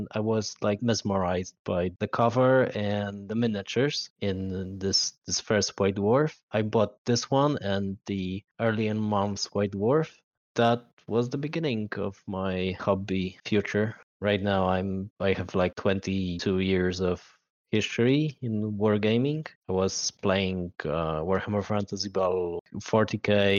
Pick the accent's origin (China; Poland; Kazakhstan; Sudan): Poland; I am a player from Poland